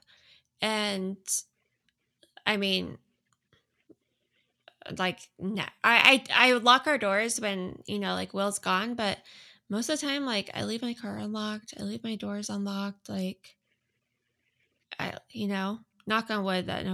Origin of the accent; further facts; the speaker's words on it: Northern California, United States; moved away as an adult; also born or lived in Hawaii; I grew up in Northern California